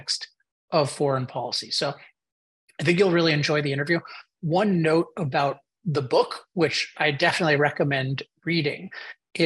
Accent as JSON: {"language": "English", "country": "United States", "said": "an American"}